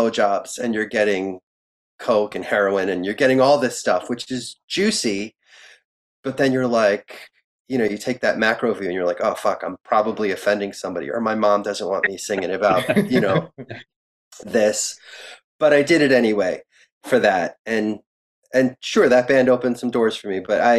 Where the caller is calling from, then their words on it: New York, United States; I'm talking from New York as a New York fan, so.